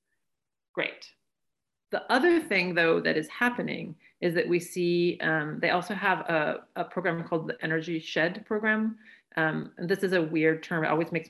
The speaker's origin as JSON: {"language": "English", "region": "western Oregon", "country": "United States", "moved": "yes", "said": "I'm originally from Oregon, and I'm from the western part of Oregon"}